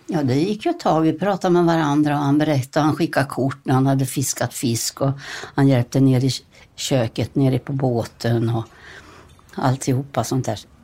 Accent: Småland, Sweden; jag var från Småland

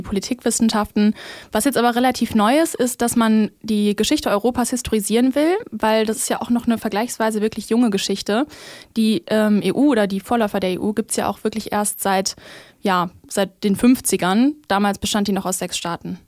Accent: Germany; wenn ich mich überhaupt mit sowas identifizieren würde, dann wahrscheinlich doch eher als Deutsche.

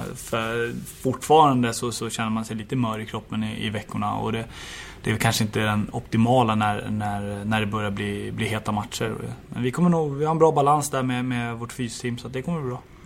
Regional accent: Stockholm, Stockholm County, Sweden; moved away; also born or lived in Åtvidaberg; hem till Stockholm och, och Djurgården och min, min hemstad

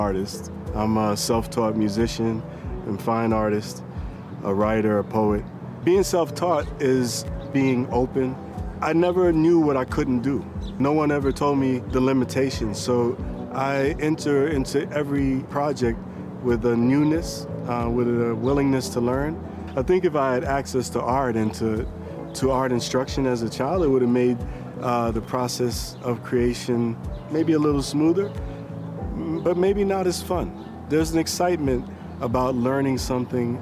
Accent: New York City, New York, United States; I was born and raised in Brooklyn

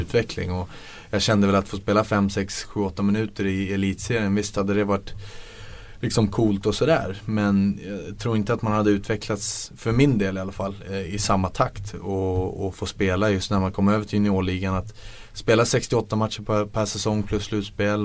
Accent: Stockholm, Stockholm County, Sweden; moved away; man är hemma på Stockholm på sommaren

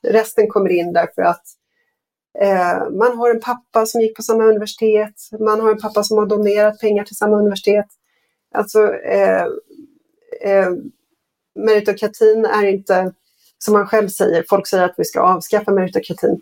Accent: Sweden; som svensk

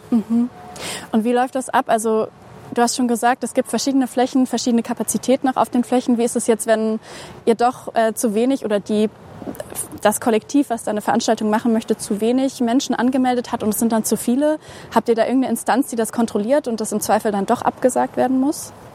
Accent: Braunschweig, Lower Saxony, Germany; moved away as an adult; also born or lived in Halle; now in Leipzig, Germany; ursprünglich komme ich aus Braunschweig

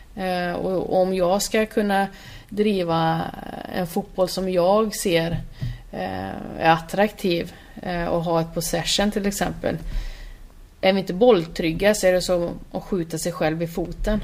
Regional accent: Borås, Västra Götaland, Sweden; Jag är ju från Borås

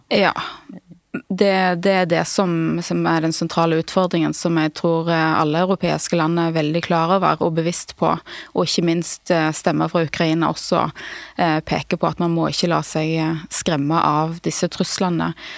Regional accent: Klepp, Rogaland, Norway; Vi kommer fra, fra Nordbraut

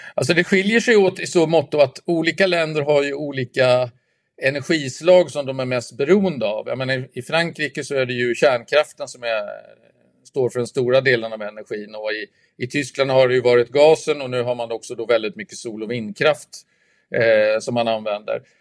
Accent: Sweden

